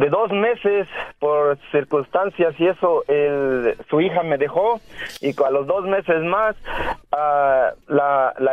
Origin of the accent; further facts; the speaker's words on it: Veracruz, Mexico; cuando estuve allá en México, en Veracruz, yo soy de Veracruz